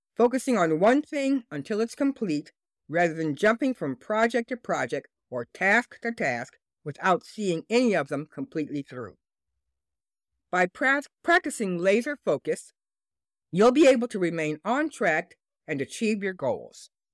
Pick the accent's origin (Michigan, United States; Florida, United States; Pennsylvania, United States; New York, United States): Michigan, United States; Detroit; my hometown and business headquarters, Detroit, Michigan